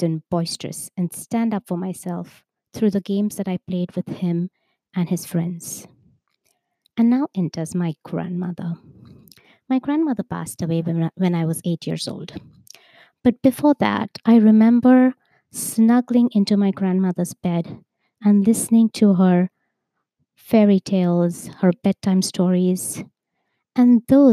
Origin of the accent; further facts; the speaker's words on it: Mumbai, Maharashtra, India; I was born in Bombay, India, in a family of five